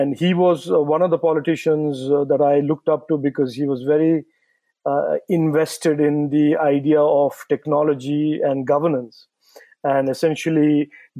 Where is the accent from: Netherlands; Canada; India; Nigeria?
India; moved away as an adult; also born or lived in Silicon Valley, United States; I came back to India from the Silicon Valley, where I had a stint with Intel